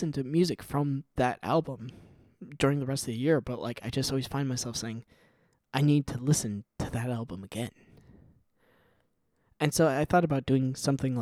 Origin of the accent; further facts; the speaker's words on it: Midwest, United States; I'm from the Midwest